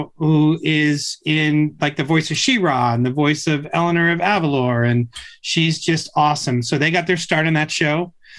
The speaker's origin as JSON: {"language": "English", "town": "Tucson", "region": "Arizona", "country": "United States", "tie": "born or raised there", "said": "my dad is from Sonora. He was an immigrant. I grew up in Tucson. I went to the University of Arizona."}